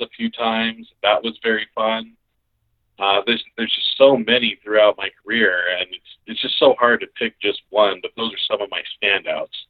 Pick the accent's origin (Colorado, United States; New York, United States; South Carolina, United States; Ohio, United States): Colorado, United States; Colorado Springs; I'm from Colorado Springs and yeah, I family there and everything.